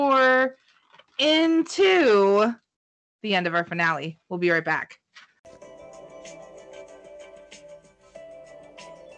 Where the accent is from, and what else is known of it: Minnesota, United States